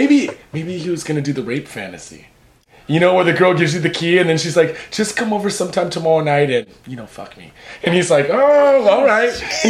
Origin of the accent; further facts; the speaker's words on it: Saitama, Japan; I'm from Saitama.